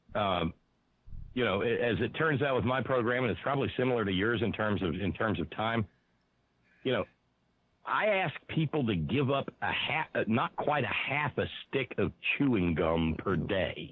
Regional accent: Alabama, United States; now in West Virginia, United States; I was born in Alabama. I live in West Virginia

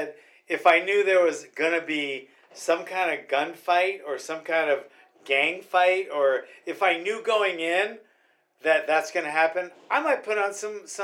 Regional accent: Hawaii, United States; We from Hawaii

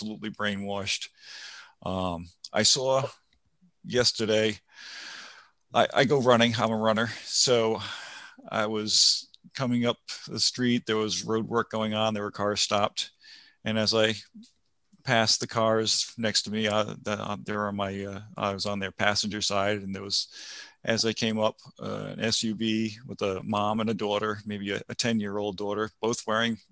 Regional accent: Rhode Island, United States; now in New Hampshire, United States; I was from Rhode Island

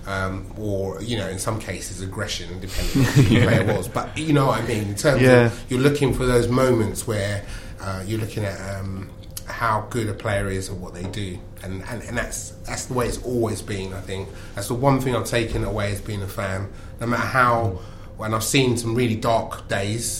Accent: London, United Kingdom; I was brought up in South London

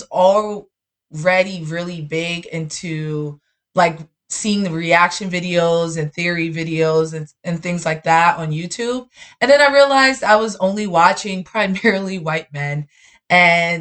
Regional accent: New York City, New York, United States; I'm actually from up top. Yeah, I lived in Bronx and Harlem when I was younger, and now I'm full on Brooklyn

